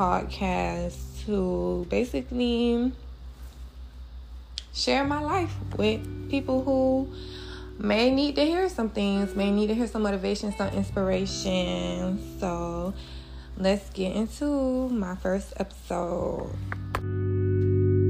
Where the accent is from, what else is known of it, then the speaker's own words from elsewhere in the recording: Miami, Florida, United States; I am from Dade County, 305, Miami, Florida